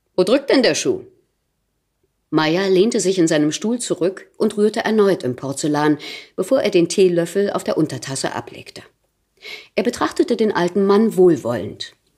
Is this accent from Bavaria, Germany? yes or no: no; Thuringia, Germany; accent: Thuringian; moved away